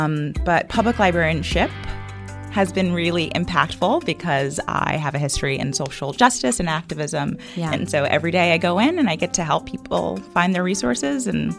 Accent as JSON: {"language": "English", "town": "New York City", "region": "New York", "country": "United States", "tie": "born or raised there", "also_born_or_lived": "Brooklyn", "said": "So, I grew up in New York, in the Bronx, shout out. But I've been in Brooklyn and with the Brooklyn Public Library for the last 4 years as a librarian and supervisor. I work at the Brownsville branch."}